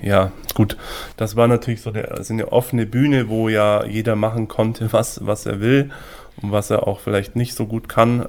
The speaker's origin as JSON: {"language": "German", "town": "Füssen", "region": "Bavaria", "country": "Germany", "tie": "born or raised there", "also_born_or_lived": "Salzburg", "moved": "as an adult", "said": "Wir sind beide in Füssen aufgewachsen"}